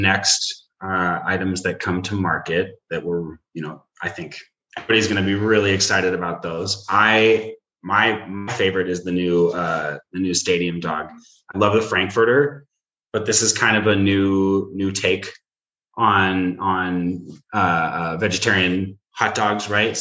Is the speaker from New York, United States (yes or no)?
no; Seattle, Washington, United States; I am from Seattle